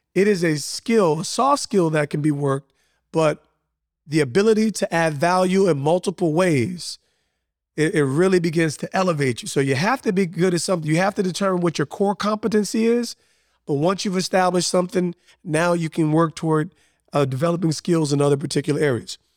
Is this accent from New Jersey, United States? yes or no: yes; Montclair, New Jersey, United States; I grew up in a super diverse town in Montclair, New Jersey.